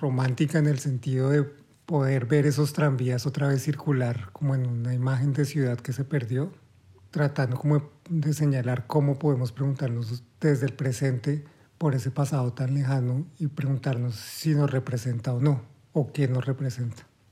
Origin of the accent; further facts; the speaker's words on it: Bucaramanga, Santander, Colombia; moved away as an adult; also born or lived in Bogotá; now in Berlin, Germany; yo soy de Bucaramanga, estoy en Bogotá